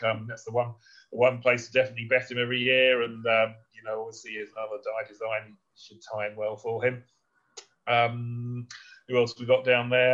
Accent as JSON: {"language": "English", "country": "United Kingdom", "said": "as a Brit"}